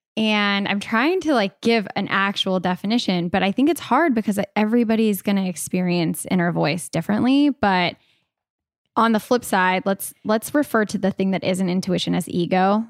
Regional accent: California, United States; I was born in California

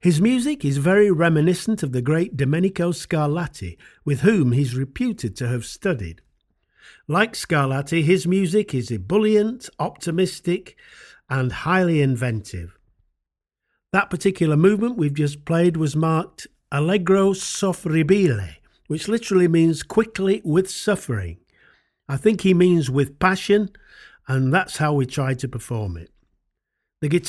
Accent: United Kingdom; accent: northern; Maybe it was our northern accents

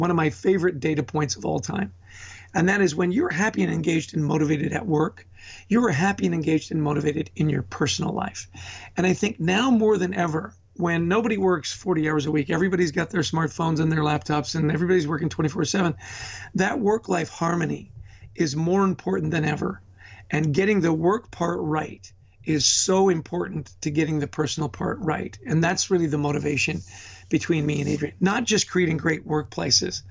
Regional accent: Vancouver, British Columbia, Canada; moved away as an adult; also born or lived in Edmonton / Detroit / New York / New Jersey; I was born in Edmonton, raised in Vancouver.

